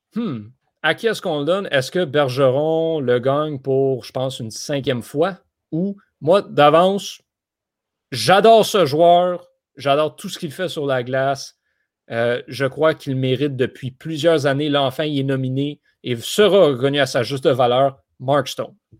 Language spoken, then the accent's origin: French; Quebec, Canada; je suis québécois